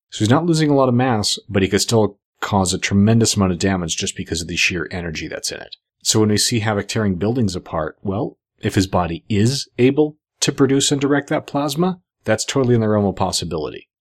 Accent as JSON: {"language": "English", "country": "Canada", "said": "I'm Canadian"}